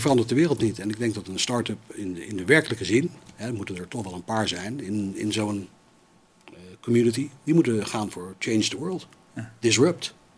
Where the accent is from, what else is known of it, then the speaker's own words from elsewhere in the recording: United States; now in Netherlands; bij ons in Amerika